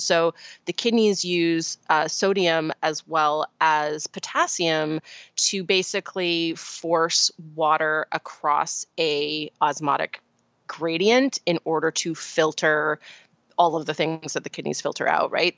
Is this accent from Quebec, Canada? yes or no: no; Vancouver Island, British Columbia, Canada; I grew up on Vancouver Island in Canada